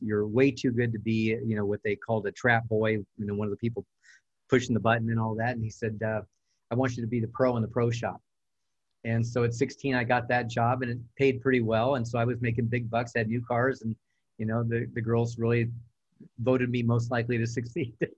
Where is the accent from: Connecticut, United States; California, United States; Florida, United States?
California, United States; El Monte; I'm from El Monte, California, Southern California, Los Angeles area